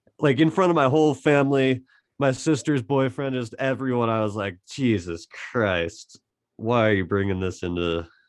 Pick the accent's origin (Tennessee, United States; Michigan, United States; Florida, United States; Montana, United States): Montana, United States; Butte; Just the whole fuck you, we're from Butte mentality. Like, I just think it's fascinating, honestly, the whole town of Butte, the history.